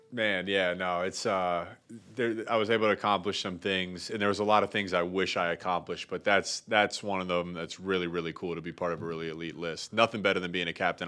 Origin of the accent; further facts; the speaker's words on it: Pickerington, Ohio, United States; moved away as an adult; also born or lived in Columbus, Ohio / Michigan; I grew up in Columbus, Ohio. I grew up in a small town called Pickerington, fifteen minutes from Ohio State's campus.